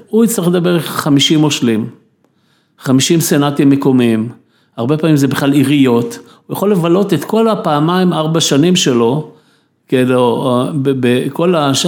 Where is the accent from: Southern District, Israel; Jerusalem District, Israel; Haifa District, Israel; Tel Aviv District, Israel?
Tel Aviv District, Israel; Tel Aviv; אני הייתי ילד בתל אביב, גדלתי בתל אביב כילד